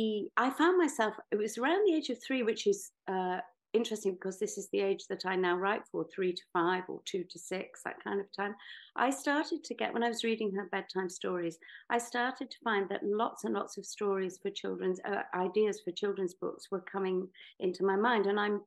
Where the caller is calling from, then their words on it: Greece; I'm actually speaking from Greece, where I spend some of the year and where my most creative ideas just come